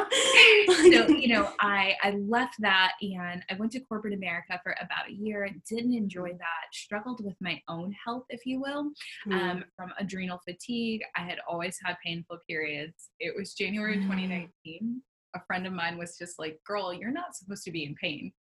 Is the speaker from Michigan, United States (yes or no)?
yes; Rochester, Michigan, United States; now in Sarasota, United States; I'm from Rochester, Michigan. I currently live in Sarasota, Florida, but like I'm ready to go back to the Midwest